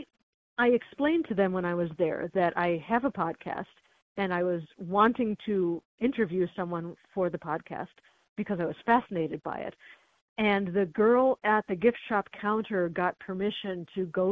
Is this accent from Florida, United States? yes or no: no; Chicago, Illinois, United States; I grew up in the Chicago area.